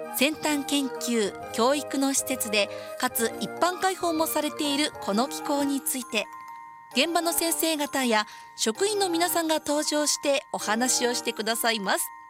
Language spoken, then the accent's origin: Japanese; Kansai, Japan; 私も出身がやっぱり関西